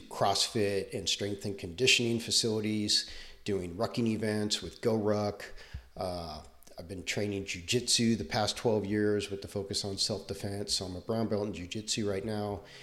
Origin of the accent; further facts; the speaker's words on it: Southern California, United States; moved away as an adult; also born or lived in Texas; I grew up in Southern California